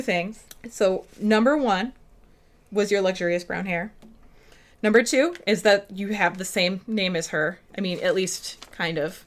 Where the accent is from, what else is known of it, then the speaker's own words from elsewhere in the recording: Minnesota, United States; accent: Minnesota accent; we're from Minnesota, the two of us